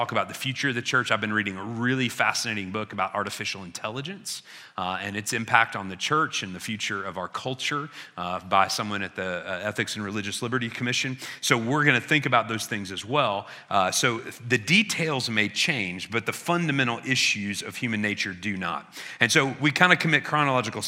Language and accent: English; Illinois, United States; I grew up in Illinois, and the title on our license plates is The Land of Who? Lincoln.